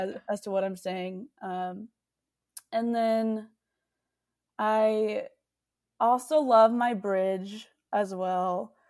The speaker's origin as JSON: {"language": "English", "region": "Texas", "country": "United States", "tie": "born or raised there", "said": "I love that I was born here."}